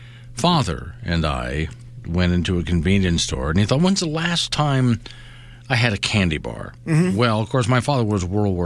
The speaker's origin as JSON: {"language": "English", "region": "Florida", "country": "United States", "tie": "born or raised there", "moved": "yes", "lives_now": "Wyoming, United States", "said": "I grew up in Florida."}